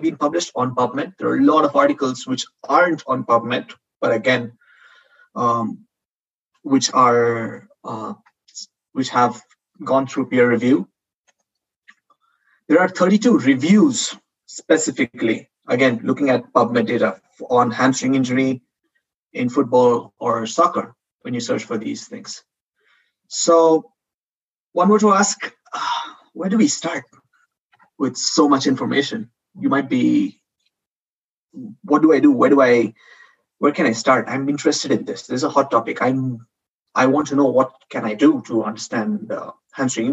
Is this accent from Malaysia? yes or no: no; India; moved away as an adult; also born or lived in Spain; now in Madrid, Spain; I'm not a Spanish citizen. I'm from India.